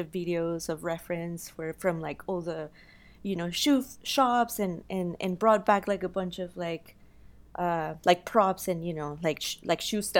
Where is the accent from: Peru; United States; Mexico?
Mexico; Guanajuato; wow, like, yeah, I'm from Mexico. I'm from one, you know, Guanajuato, which is a town that inspired a lot of uh, like the uh, world of the dead.